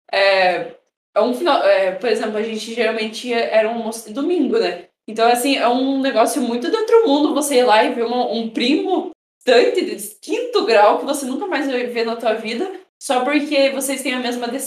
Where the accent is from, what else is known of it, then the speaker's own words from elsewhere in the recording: Quedas do Iguaçu, Paraná, Brazil; also born or lived in Espigão; eu sou quedense, tipo, eu nasci em Quedas